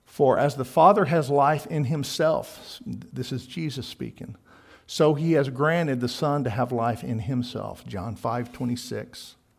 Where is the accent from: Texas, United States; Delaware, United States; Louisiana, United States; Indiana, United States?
Texas, United States; I'm from Texas